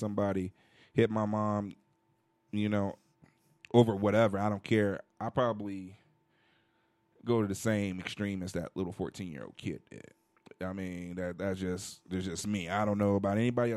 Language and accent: English; Chicago, Illinois, United States; now in Denver, United States; I'm from Chicago